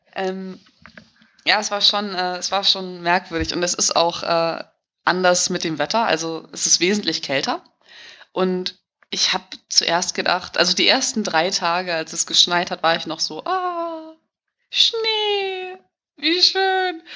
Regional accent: Hamburg, Germany; moved away as an adult; also born or lived in Riga, Latvia; now in Latvia; ich komme aus Hamburg-Billstedt

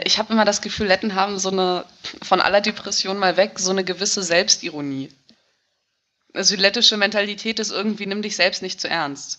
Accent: Hamburg, Germany; moved away as an adult; also born or lived in Riga, Latvia; now in Latvia; ich komme aus Hamburg-Billstedt

